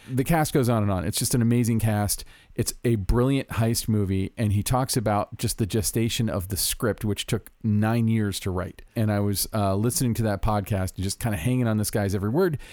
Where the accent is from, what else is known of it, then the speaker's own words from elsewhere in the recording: Orlando, Florida, United States; now in Los Angeles, United States; Orlando, Florida, my home my hometown